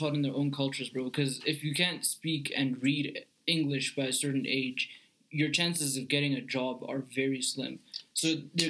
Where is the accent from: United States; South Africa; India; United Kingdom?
South Africa